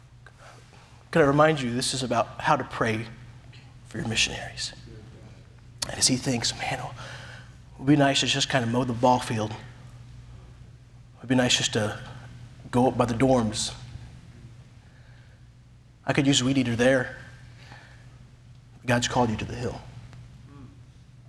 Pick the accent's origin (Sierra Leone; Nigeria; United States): United States; moved away as an adult; I'm American